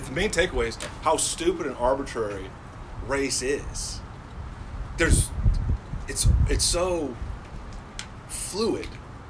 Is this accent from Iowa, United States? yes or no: yes; Northwest Iowa, United States; moved away; Ever since I've left Northwest Iowa, I've run into that shit. I always assumed I was white as fuck growing up in Iowa.